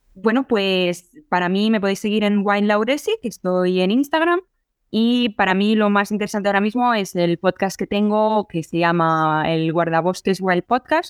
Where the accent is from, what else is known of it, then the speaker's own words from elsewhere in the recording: Barcelona, Catalonia, Spain; yo soy de Barcelona